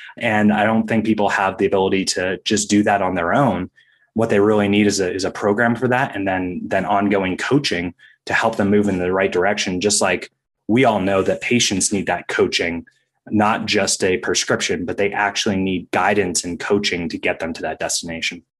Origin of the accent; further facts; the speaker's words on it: Maine, United States; I was a competitive ski racer growing up in Maine